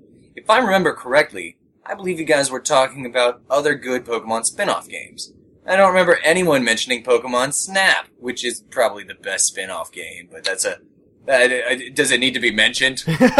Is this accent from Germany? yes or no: no; Minnesota, United States; I'm from Minnesota, and it's cold right now.